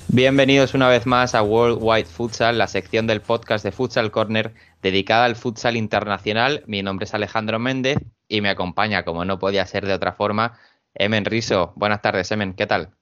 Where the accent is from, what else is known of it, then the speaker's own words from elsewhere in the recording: Cartagena, Region of Murcia, Spain; soy de Cartagena